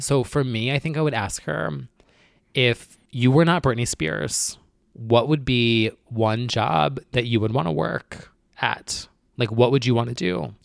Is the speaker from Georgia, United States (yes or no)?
no; New Jersey, United States; I'm from New Jersey